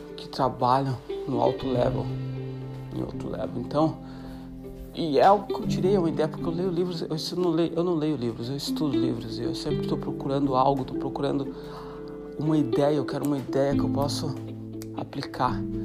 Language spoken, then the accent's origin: Portuguese; Santa Catarina, Brazil; moved away as an adult; sou brasileiro de Santa Catarina. A quase sete anos fora do Brasil